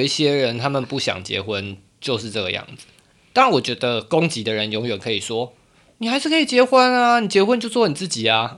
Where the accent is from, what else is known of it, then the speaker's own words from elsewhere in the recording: northern Taiwan, Taiwan; moved away as an adult; now in Kaohsiung, Taiwan; 我们决定要一起来高雄生活嘛。嗯，我们本来是北部人，然后决定一起要南漂